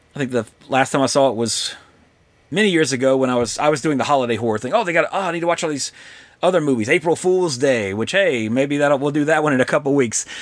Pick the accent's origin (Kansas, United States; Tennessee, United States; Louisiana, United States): Louisiana, United States; moved away; I'm from Louisiana.